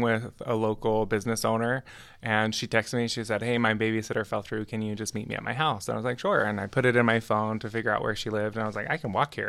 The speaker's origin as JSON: {"language": "English", "town": "Clearfield", "region": "Utah", "country": "United States", "tie": "born or raised there", "also_born_or_lived": "Provo, Utah", "lives_now": "Ogden, United States", "said": "I'm from Provo originally, and my mom moved me and my three sisters up to Davis County, so Clearfield, um, when I was like eight, I think, eight or nine"}